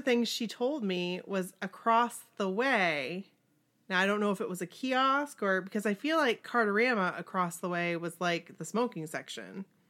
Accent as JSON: {"language": "English", "region": "Maine", "country": "United States", "said": "We're from Maine."}